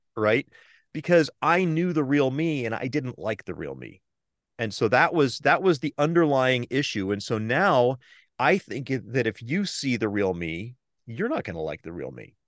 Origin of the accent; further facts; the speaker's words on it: Southern California, United States; moved away as an adult; also born or lived in East Bay, San Francisco Bay Area; now in San Francisco Bay Area, United States; I grew up in Southern California.